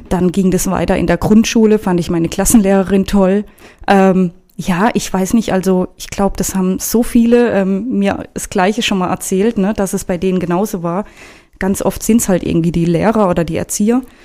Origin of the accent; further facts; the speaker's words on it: Karlsruhe, Baden-Württemberg, Germany; moved away as an adult; now in Frankfurt, Germany; geboren bin ich in Karlsruhe und aufgewachsen und ja, genau. Seit dreieinhalb Jahren jetzt in Frankfurt